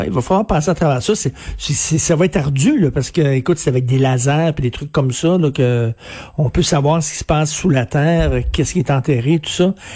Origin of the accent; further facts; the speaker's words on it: Montreal, Quebec, Canada; quand j'étais jeune, moi je viens de Verdun, là, un milieu très populaire